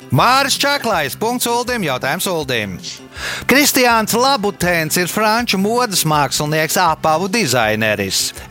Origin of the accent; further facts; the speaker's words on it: Valmiera, Vidzeme, Latvia; moved away as an adult; also born or lived in London; Es esmu dzimis Valmīrā.